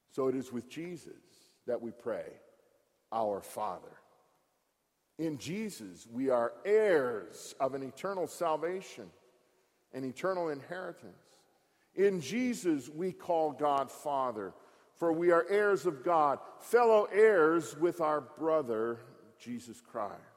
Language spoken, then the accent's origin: English; Frankenlust, Michigan, United States; moved away; I grew up in Park, about 25 miles north of here, at the second of the Franconian colonies at Frankenlust